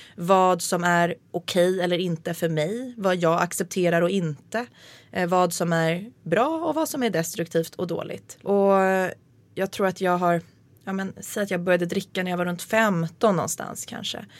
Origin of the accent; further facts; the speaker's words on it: Nacka, Stockholm County, Sweden; jag hade min första fylla vid sjön i, där jag bodde